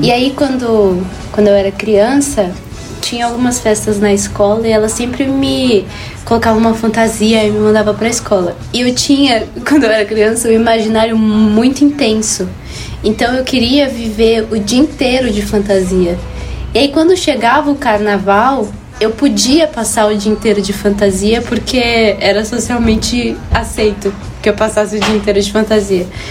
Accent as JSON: {"language": "Portuguese", "country": "Brazil", "said": "A gente tem ideia que a gente é brasileiro. Tipo, a gente é do Brasil"}